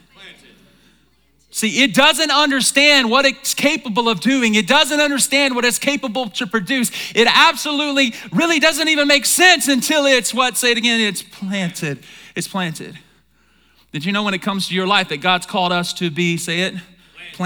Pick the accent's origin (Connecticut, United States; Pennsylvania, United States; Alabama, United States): Alabama, United States; I'm from Alabama. I'm from the South